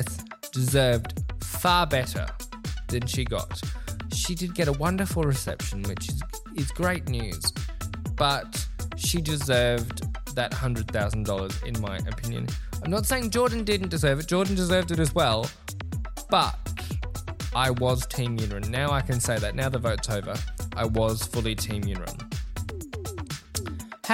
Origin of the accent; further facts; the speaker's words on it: Australia; me as an Aussie.